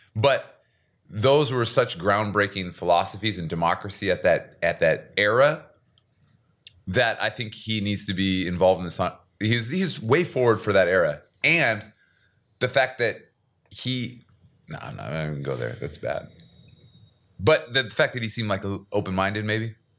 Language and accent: English; Seattle, Washington, United States; now in South Korea